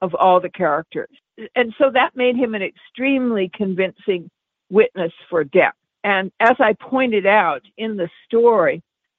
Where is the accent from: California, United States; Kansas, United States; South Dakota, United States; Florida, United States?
California, United States; Los Angeles; I'm from Los Angeles, so I know the areas relatively well